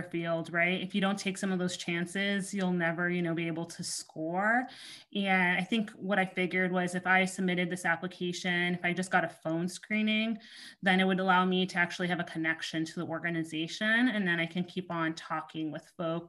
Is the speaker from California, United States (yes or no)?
no; Miami, Florida, United States; I'm Haitian American. I grew up in Miami, Florida